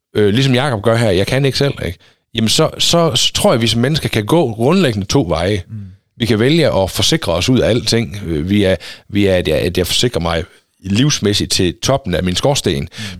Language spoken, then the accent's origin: Danish; Denmark